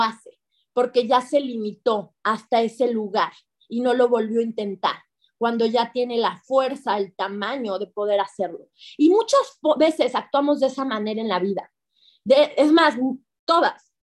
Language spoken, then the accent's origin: Spanish; Mexico; first language Spanish; si yo quería hablar español y nacer en México